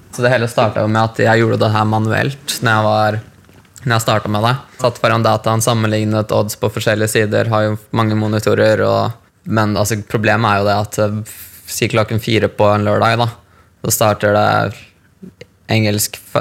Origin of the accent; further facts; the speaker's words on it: Larvik, Vestfold, Norway; moved away as an adult; also born or lived in Thailand; now in London, United Kingdom; kjøpte leilighet i hjembyen min Larvik